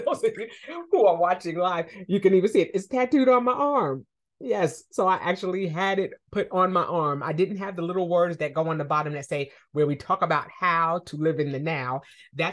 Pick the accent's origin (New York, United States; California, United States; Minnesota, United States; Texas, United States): New York, United States; I'm from New York. My parents are from Harlem